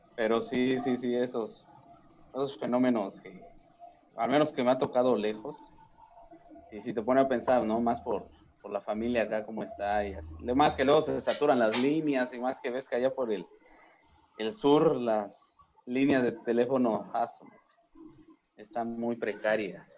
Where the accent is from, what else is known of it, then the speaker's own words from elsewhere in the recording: Mexico; como mexicanos